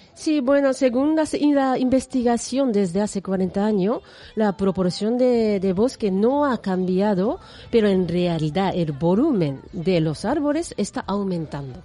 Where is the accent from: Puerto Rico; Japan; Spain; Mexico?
Japan; moved away; yo soy de Japón